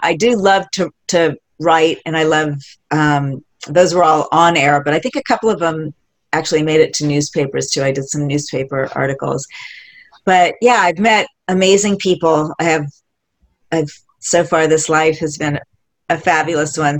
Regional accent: Palm Springs, California, United States; also born or lived in Hawaii; I grew up in Palm Springs in Hawaii

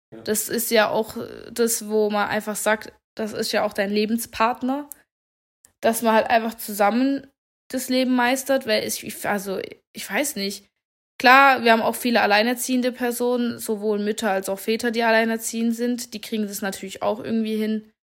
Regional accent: Germany; Bei uns in Deutschland

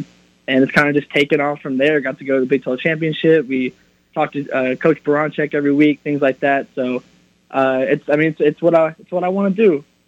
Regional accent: Norman, Oklahoma, United States; I'm born and raised in Norman.

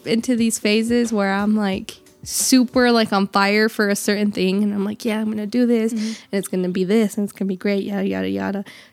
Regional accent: Rupert, Idaho, United States; I am from Idaho. I was born in a hospital that no longer delivers babies.

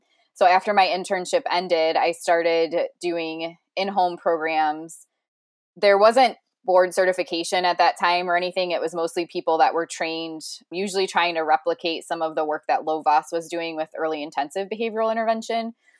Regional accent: Ohio, United States; also born or lived in Cleveland, Ohio; now in Florida, United States; I'm originally from Ohio. I'm sure your listeners will wonder where my accent is from. However, I currently live in Florida

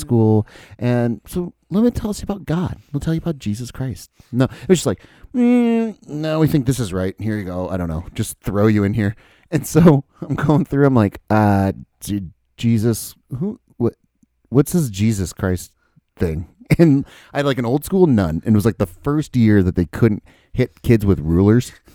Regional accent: Dubuque, Iowa, United States; also born or lived in Florida; I moved up to Dubuque.

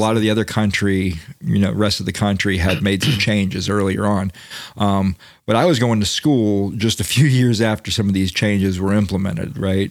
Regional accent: Daytona Beach, Florida, United States; I grew up in Daytona Beach

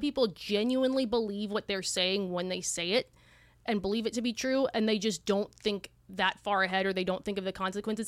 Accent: Southern California, United States; now in Austin, United States; We are Austinites, but we are originally from Southern California

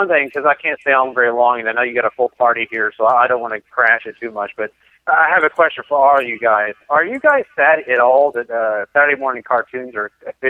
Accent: Dallas, Texas, United States; I am from Dallas, Texas, if you did not know that.

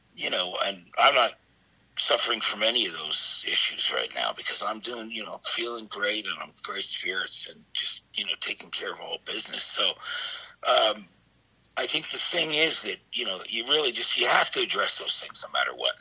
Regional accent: East Brunswick, New Jersey, United States; I grew up in a town called East Brunswick, New Jersey

